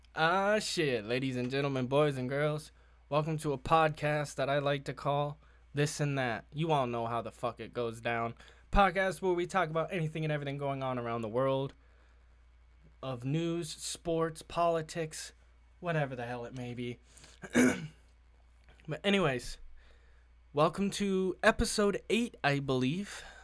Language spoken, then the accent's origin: English; Massachusetts, United States; It's, it's calmed down a lot here in the state of Massachusetts, I'm not gonna lie, uh, my home state